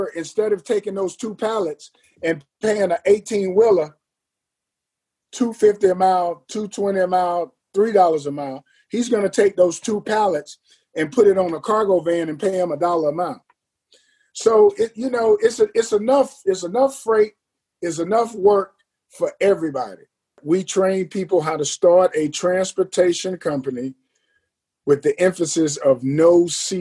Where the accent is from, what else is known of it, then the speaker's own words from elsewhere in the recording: Long Beach, California, United States; moved away as an adult; now in Atlanta, United States; I'm originally from the LBC, Long Beach, California.